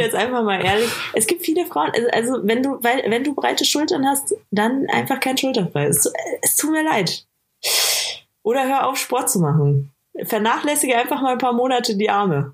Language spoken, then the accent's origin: German; Bavaria, Germany